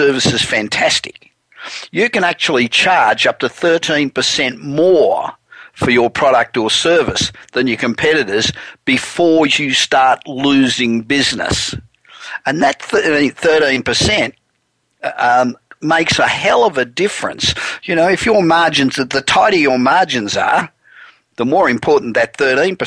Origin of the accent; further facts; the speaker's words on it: Los Angeles, California, United States; we're coming to you this week from my hometown of Los Angeles